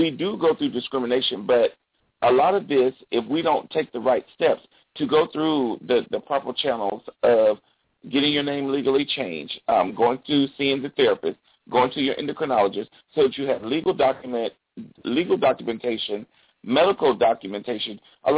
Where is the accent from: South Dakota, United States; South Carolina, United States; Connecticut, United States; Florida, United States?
South Carolina, United States; Like I said, I'm from South Carolina.